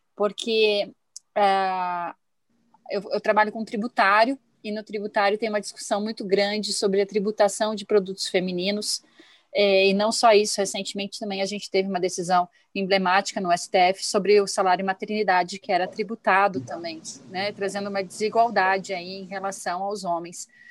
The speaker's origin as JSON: {"language": "Portuguese", "region": "Rio Grande do Sul", "country": "Brazil", "tie": "born or raised there", "moved": "yes", "lives_now": "Curitiba, Brazil", "said": "eu nasci no Rio Grande do Sul, mas Curitiba"}